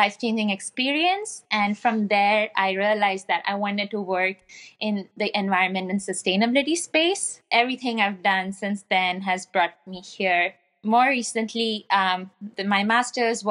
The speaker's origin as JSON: {"language": "English", "country": "India", "tie": "born or raised there", "also_born_or_lived": "Mumbai", "moved": "as an adult", "lives_now": "Pittsburgh, United States", "said": "I'm originally from India, and I came to Pittsburgh, Pennsylvania in the U.S. for a master's program 2 years ago"}